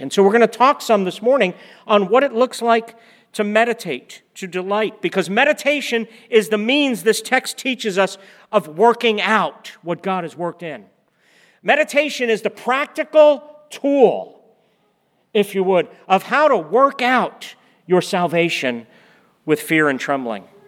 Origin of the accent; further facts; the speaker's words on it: East Coast, United States; also born or lived in Oklahoma; We're from the East Coast. We had lived in the Northeast.